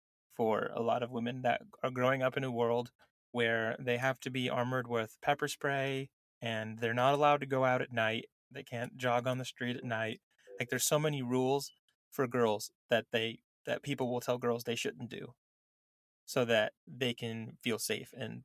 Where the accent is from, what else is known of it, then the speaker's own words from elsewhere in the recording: Southern California, United States; I grew up in Southern California.